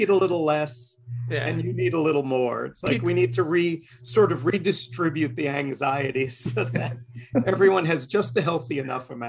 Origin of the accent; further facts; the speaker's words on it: New York City, New York, United States; moved away; i did grow up in queens